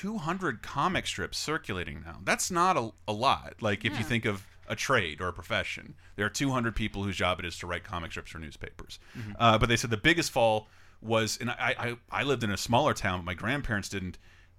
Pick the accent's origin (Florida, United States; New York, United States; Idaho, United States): Florida, United States; Tallahassee; moved away; I go back home to my hometown, the Tallahassee Democrat.